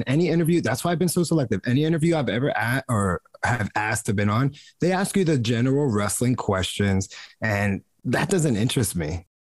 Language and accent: English; New Jersey, United States; I'm from New Jersey, like, born and raised American. I'm just Puerto Rican in America.